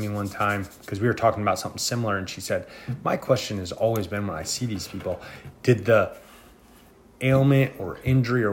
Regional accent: Indiana, United States; I'm from Indiana.

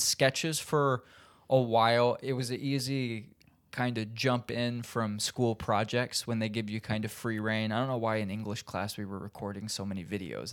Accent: Indiana, United States; moved away as an adult; now in Los Angeles, United States; I'm from Indiana

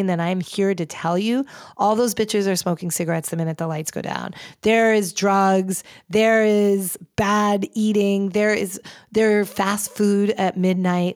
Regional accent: Los Angeles, California, United States; I'm from Los Angeles

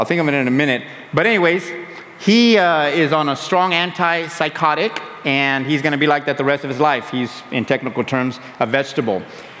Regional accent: San Diego, California, United States; we grew up in San Diego

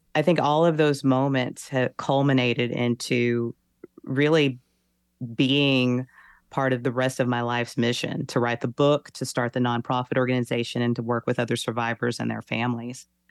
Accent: Texas, United States; I'm from the South, I'm from Texas, I'm born and raised in the Bible Belt

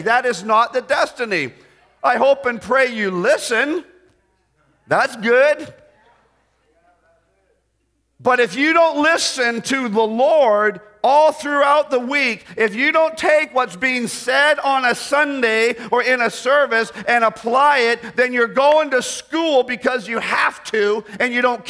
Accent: Canada; When we moved back into Canada, my mom and dad had always been part of the Baptist churches that supported us. So when we moved back to Canada, I grew up in a Baptist church.

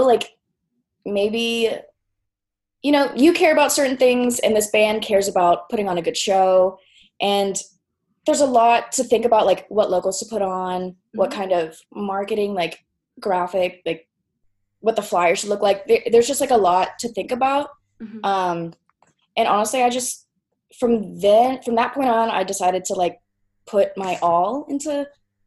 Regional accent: Tulsa, Oklahoma, United States; also born or lived in Norman, Oklahoma; I kind of grew up in this Tulsa music scene

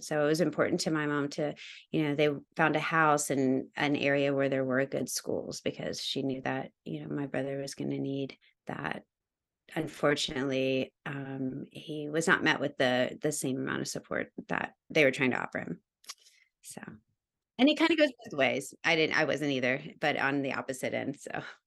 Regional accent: Georgia, United States; moved away; also born or lived in New York; I am originally from New York. I grew up in Georgia, though

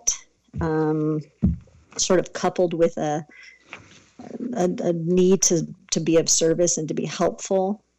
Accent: Southern California, United States; I grew up in Southern California, born and raised.

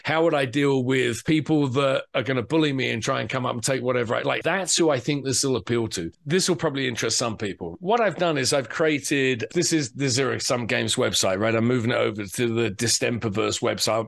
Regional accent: England, United Kingdom; moved away as an adult; now in United States; I'm obviously English, right? So I grew up reading 2000 AD

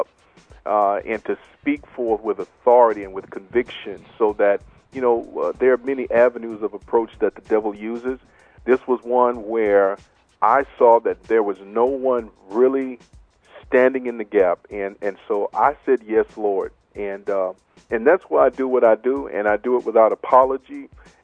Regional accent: Marlin, Texas, United States; I'm from Little Marlin, Texas, down south of Waco

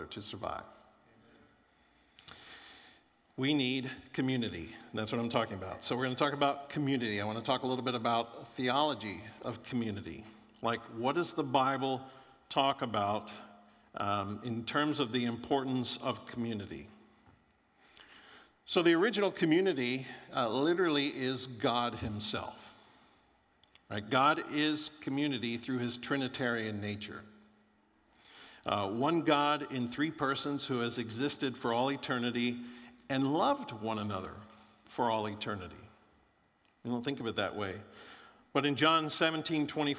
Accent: Florida, United States; moved away; I grew up in Florida

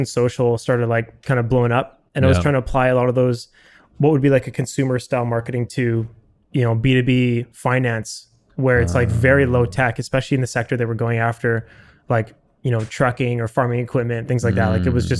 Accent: Vancouver, British Columbia, Canada; I'm from Vancouver and wanted to do a master's and just upgrade my education. And I had a French passport

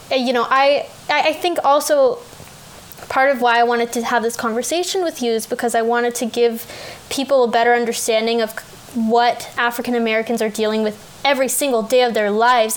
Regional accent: Canada; as a Canadian, I'm 20 now

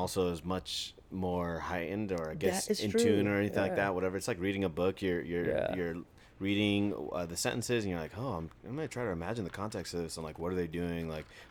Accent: Mexico; Obviously, I'm not from Syria. Yeah. I'm Mexican.

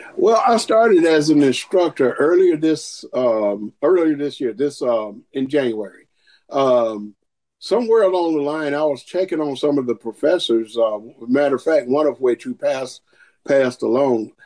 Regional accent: Augusta, Georgia, United States; I'm from Augusta, Georgia

